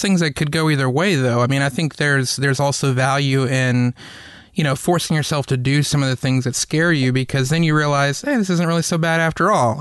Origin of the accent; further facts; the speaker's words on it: the South, United States; growing up in the South